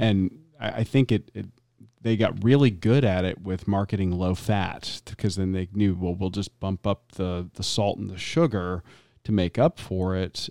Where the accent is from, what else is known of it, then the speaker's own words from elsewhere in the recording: the South, United States; growing up in the South